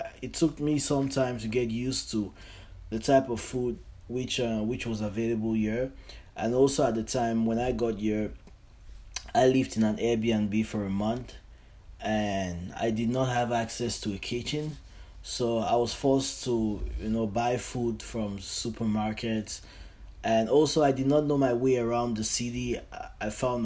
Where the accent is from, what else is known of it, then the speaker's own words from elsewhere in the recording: Cameroon; moved away as an adult; now in Canada; I'm from Cameroon. That's in Central Africa, and I'm currently in Canada.